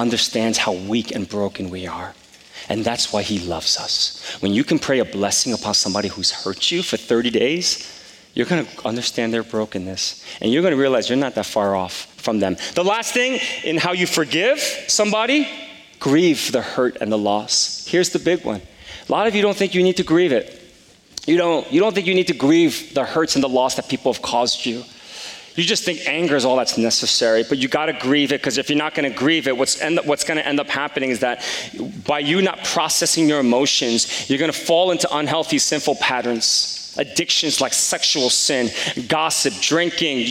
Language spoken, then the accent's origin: English; Palisades Park, New Jersey, United States; growing up in Palisades Park since the third grade